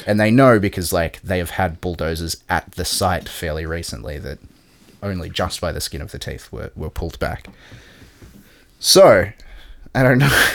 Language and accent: English; Australia